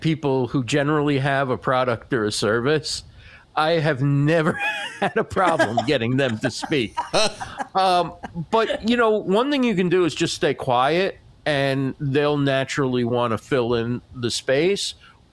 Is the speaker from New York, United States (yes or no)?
no; New Jersey, United States; I'm from New Jersey